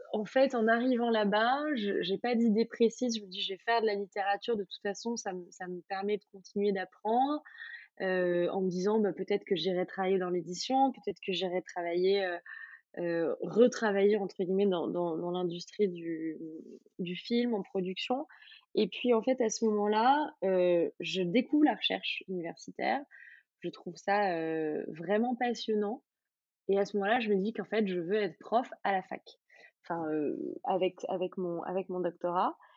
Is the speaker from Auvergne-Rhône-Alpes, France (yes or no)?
yes; Auvergne-Rhône-Alpes, France; j'ai grandi en Auvergne